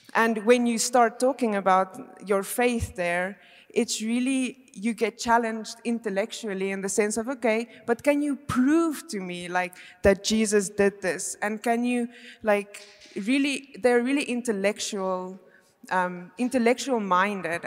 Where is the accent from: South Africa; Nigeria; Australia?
South Africa; moved away as an adult; now in Belgium; I am actually from South Africa, but I have been living in Belgium now for five years.